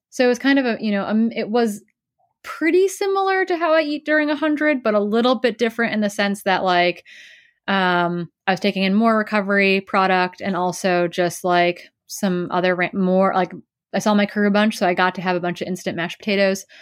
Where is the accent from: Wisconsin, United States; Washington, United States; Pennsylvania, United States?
Wisconsin, United States; I grew up in Wisconsin